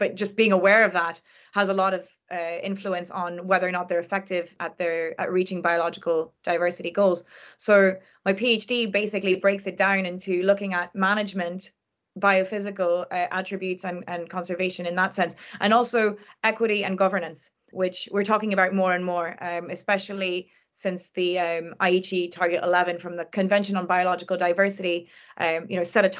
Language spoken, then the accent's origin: English; France; not all of them are protected like the one that I grew up next to in France